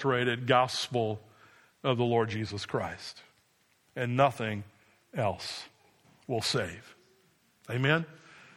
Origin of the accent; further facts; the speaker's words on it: New Jersey, United States